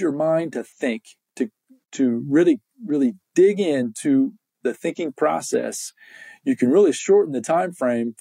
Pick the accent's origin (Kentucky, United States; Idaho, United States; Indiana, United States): Indiana, United States; I can remember growing up in Indiana